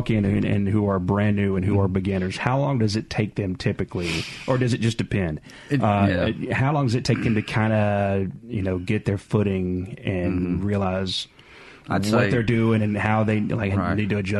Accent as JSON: {"language": "English", "town": "Jackson", "region": "Mississippi", "country": "United States", "said": "I am from South Jackson."}